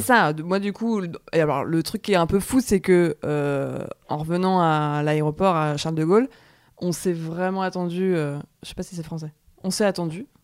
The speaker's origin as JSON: {"language": "French", "country": "France"}